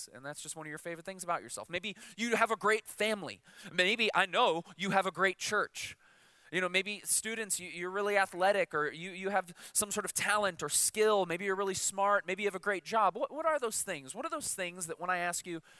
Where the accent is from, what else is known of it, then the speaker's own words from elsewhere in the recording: Chicago, Illinois, United States; I'm from Chicago